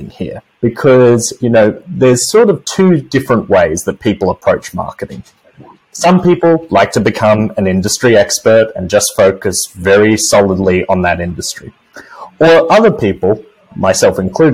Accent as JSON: {"language": "English", "country": "Australia", "moved": "as an adult", "lives_now": "United States", "said": "in Australia, my home country"}